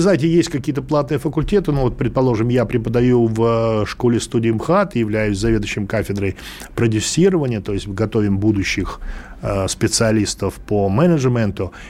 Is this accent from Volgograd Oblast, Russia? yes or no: no; Moscow, Russia; Да, мы из Москвы